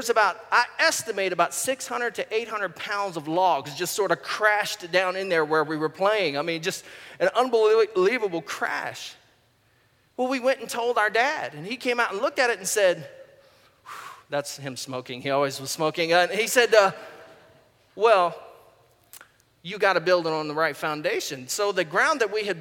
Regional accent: Goochland, Virginia, United States; My brother and I, when we were kids, we grew up in Goochland, Virginia, and we lived for the first 10 or 12 years of our life in this rural part of Virginia

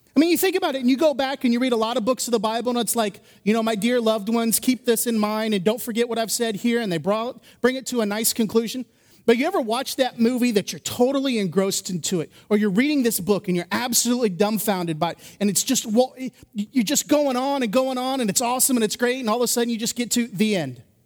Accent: Indiana, United States; moved away; I grew up in Indiana

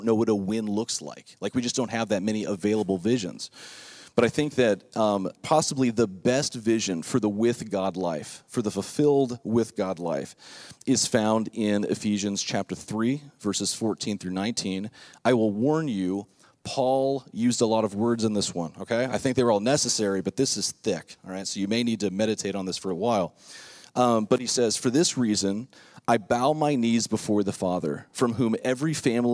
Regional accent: Lake Worth, Florida, United States; when I was growing up in Lake Worth, Florida, South Florida

